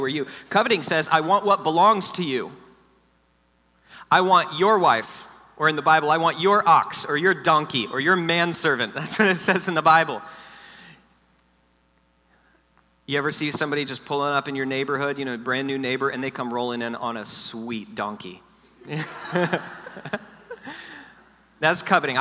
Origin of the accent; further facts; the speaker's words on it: South Florida, United States; I grew up in South Florida, which is like LA of the East